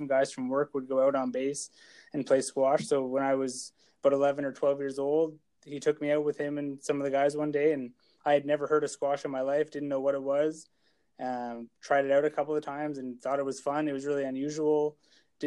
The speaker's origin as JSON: {"language": "English", "town": "Oromocto", "region": "New Brunswick", "country": "Canada", "tie": "born or raised there", "said": "I'm from Oromocto, New Brunswick, kind of a small town here just outside of Fredericton"}